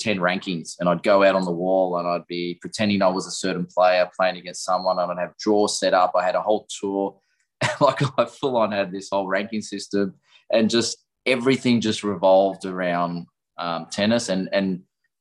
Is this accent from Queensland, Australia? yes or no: no; Melbourne, Victoria, Australia; I'm a Melbourne boy, born in Melbourne, grew up in Melbourne, spent my whole life pretty much here